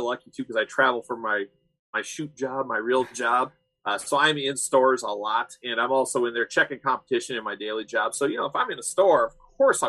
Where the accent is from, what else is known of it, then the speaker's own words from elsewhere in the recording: Iowa, United States; I'm from Iowa